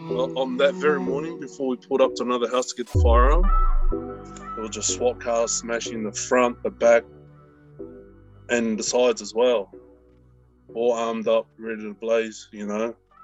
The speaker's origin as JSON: {"language": "English", "town": "Melbourne", "region": "Victoria", "country": "Australia", "tie": "born or raised there", "also_born_or_lived": "Papeete, Tahiti / Aitutaki, Cook Islands", "moved": "as an adult", "lives_now": "New Zealand", "said": "I grew up in Broadie, Broadmeadows, up in the northern suburbs, and then my family migrated moved over to Clayton."}